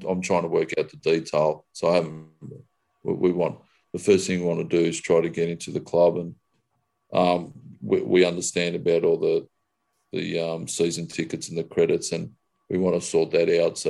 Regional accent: Australia; I'm Australian

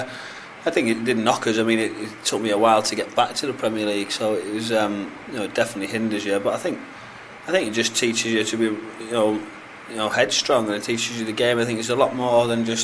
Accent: Hartlepool, North East England, United Kingdom; I'm from Hartlepool

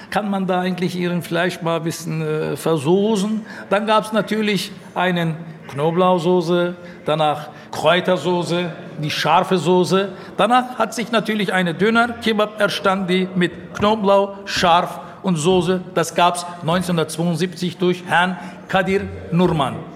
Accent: Gazipaşa, Antalya, Turkey; now in Berlin, Germany; Wir kommen als erste Familie aus Antalya, Alanya, Gazi Pascha. Anfang 60er kamen meine Eltern, ich kam Ende 60er.

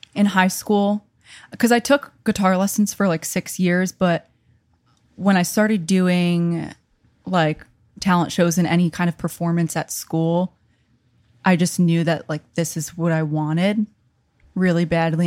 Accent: New York, United States; accent: New York; moved away as an adult; also born or lived in Connecticut / Virginia Beach; I'm from New York. I went to school in Connecticut.

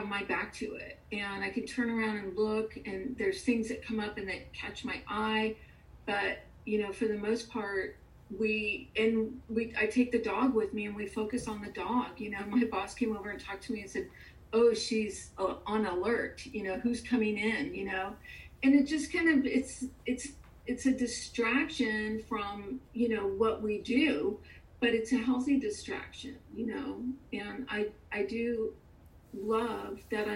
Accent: California, United States; now in Houston, United States; I grew up in California

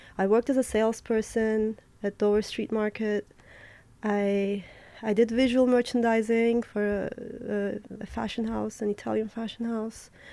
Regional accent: Adana, Turkey; moved away as an adult; also born or lived in Berlin, Germany / New York, United States / Istanbul, Turkey; now in Paris, France; I was born in Berlin. I grew up in um, southeastern Mediterranean Turkey city called Adana, where kebab is from

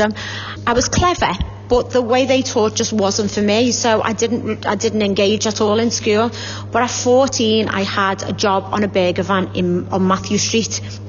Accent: Liverpool, North West England, United Kingdom; accent: Scouse; I am a local girl. I'm from Clubmore.

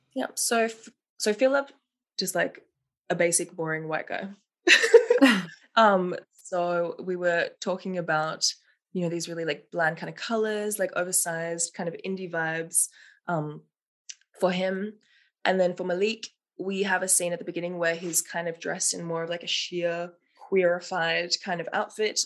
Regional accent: Melbourne, Victoria, Australia; moved away as an adult; now in Berlin, Germany; I'm 25 years old, originally from Melbourne, Australia.

